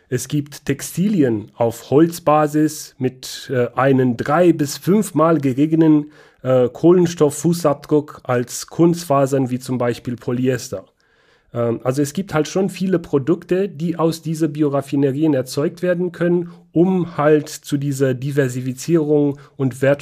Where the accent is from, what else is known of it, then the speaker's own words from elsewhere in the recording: Banat, Romania; wie du weißt, komme ich aus Rumänien, bin in Rumänien aufgewachsen, in Banata Schwaben, Südwesten Rumäniens. Da sind viele Wälder.